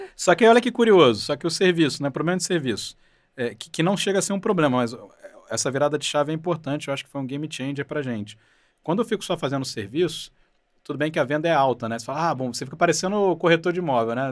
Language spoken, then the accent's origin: Portuguese; Rio de Janeiro, Brazil; moved away as an adult; now in São Paulo, Brazil; Eu nasci no Rio, cresci no Rio